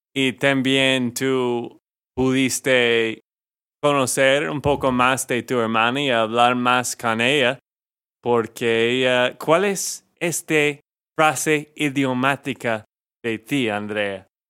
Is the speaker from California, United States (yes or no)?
no; Texas, United States; de Texas, Estados Unidos